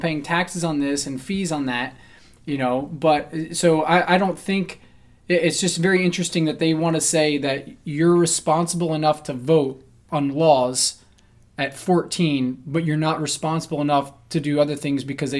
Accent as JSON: {"language": "English", "region": "New Jersey", "country": "United States", "tie": "born or raised there", "said": "So it's like the town I grew up in New Jersey, every year 1 to 3 kids jump in front of a freaking train."}